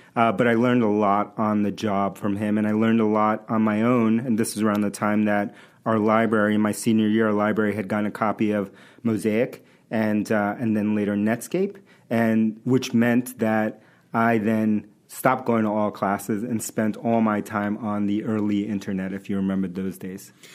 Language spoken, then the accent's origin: English; New York City, New York, United States; English is a second language; moved away as an adult; also born or lived in Bronx, New York / Manhattan, New York; now in Boston, United States; I was born in the Bronx, New York, and uh, grew up in Queens